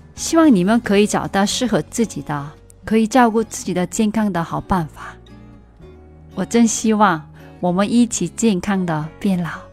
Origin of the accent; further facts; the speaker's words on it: South Korea; moved away; 我是你的韩国朋友